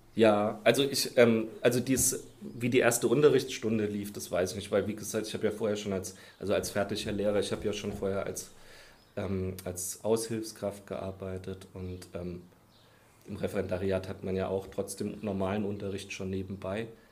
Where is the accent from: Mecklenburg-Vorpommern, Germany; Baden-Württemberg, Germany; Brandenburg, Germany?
Baden-Württemberg, Germany; Heidelberg; moved away as an adult; also born or lived in Koblenz / Dieburg; ich komme komm ja aus Heidelberg, da habe ich mein Abi auch gemacht aus der Ecke da unten